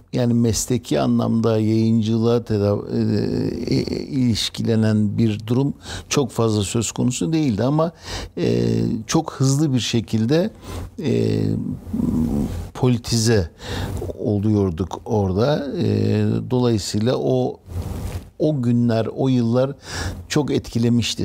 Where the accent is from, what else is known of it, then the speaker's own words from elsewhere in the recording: Istanbul, Turkey; also born or lived in Bursa; ben İstanbul'da e, birçok semtte e, büyüdüm. Beşiktaş'ta, Bakırköy'de